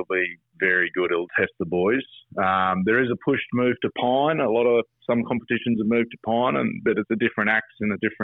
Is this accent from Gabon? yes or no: no; Gameri, Queensland, Australia; my hometown at Gameri